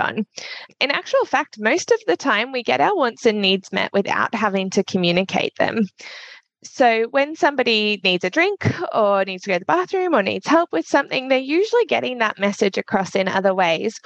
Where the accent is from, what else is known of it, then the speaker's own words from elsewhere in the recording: Australia; me being Australian